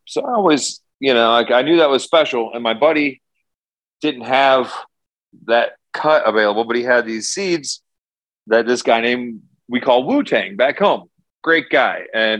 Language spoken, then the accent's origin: English; Cleveland, Ohio, United States; now in Denver, United States; So I came out from Cleveland and 10 years ago, 2009, managed to get some samples out to Denver